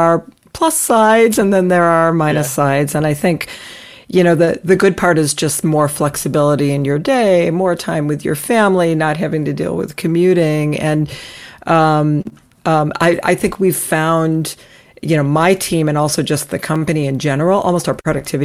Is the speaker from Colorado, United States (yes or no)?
no; Ohio, United States; moved away as an adult; also born or lived in Long Island, New York; now in Newton, Massachusetts, United States; I grew up in Ohio